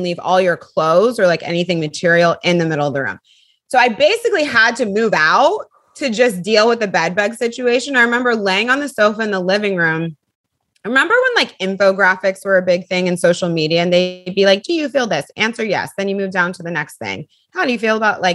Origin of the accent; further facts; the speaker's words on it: California, United States; moved away as an adult; also born or lived in Bay Area / Los Angeles; now in New York, United States; I'm from California